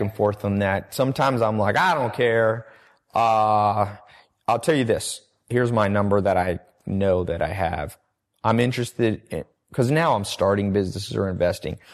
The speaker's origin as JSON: {"language": "English", "town": "Long Beach", "region": "California", "country": "United States", "tie": "born or raised there", "also_born_or_lived": "North Carolina / San Diego", "said": "I'm from Long Beach, ghetto part"}